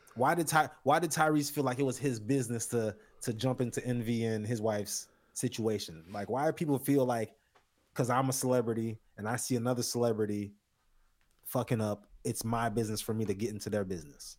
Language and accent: English; South Florida, United States; I'm from South Florida